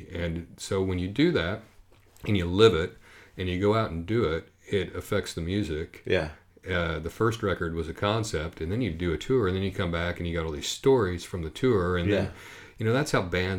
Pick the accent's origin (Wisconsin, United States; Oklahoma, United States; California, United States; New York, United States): Oklahoma, United States; And, you know, I grew up down in Oklahoma, so I know that thing.